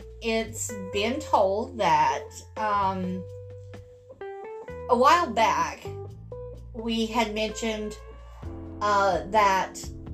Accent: India; I'm sorry, okay? I'm Indian.

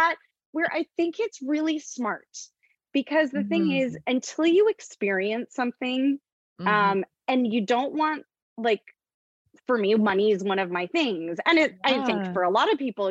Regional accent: Canada; moved away as an adult; also born or lived in United States; I'm Canadian, just to say I'm Canadian. I was living in the US.

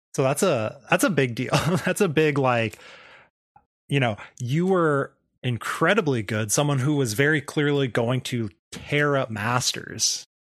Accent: Arizona, United States; now in Washington, United States; I grew up in Arizona where everything's spicier than it is up here.

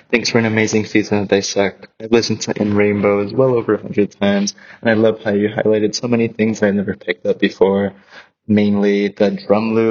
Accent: Portugal; I am from Portugal.

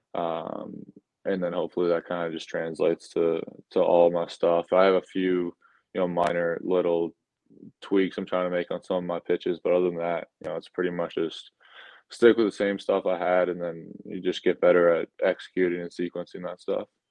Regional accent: Sutton, Massachusetts, United States; moved away as an adult; also born or lived in Maryland / Nashville; I grew up in Massachusetts. I'm from Sutton, a smaller town right outside of Worcester, Massachusetts

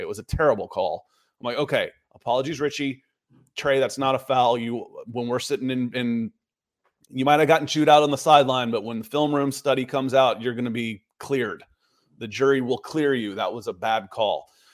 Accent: Atlanta, Georgia, United States; also born or lived in Cleveland; I grew up in Atlanta. I was born in Cleveland

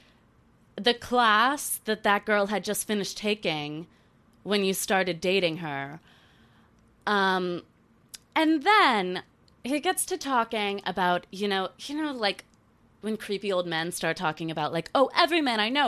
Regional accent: North Carolina, United States; growing up in North Carolina

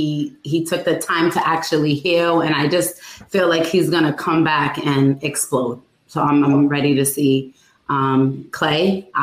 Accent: Providence, Rhode Island, United States; now in Quincy, United States; I'm in from Providence, Rhode Island, but I am in Quincy.

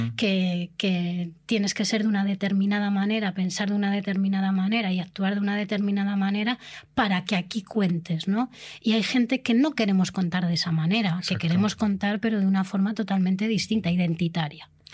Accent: Spain; Somos una minoría, pero somos españolas, somos la única minoría española, nacional.

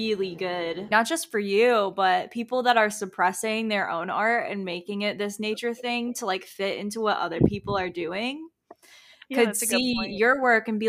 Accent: Tampa, Florida, United States; I'm from Tampa, Florida, and I have never left

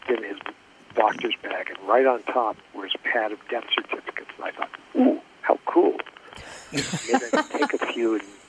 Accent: Springfield, Massachusetts, United States; I grew up in Springfield, Massachusetts. Let me give that as an example. A town of about 300,000 people.

